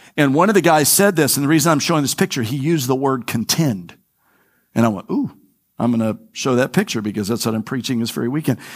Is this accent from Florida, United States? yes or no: yes; Florida, United States; I'm from Florida. I'm a native Flori, I'm a third generation native Floridian.